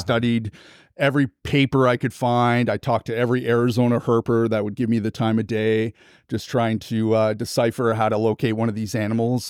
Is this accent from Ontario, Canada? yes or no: yes; Toronto, Ontario, Canada; now in Kingston, Canada; born and raised in Toronto, Ontario, Canada